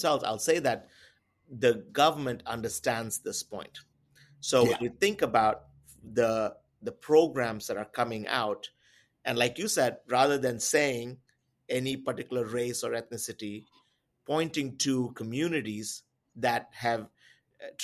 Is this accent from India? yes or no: yes; India; I come from India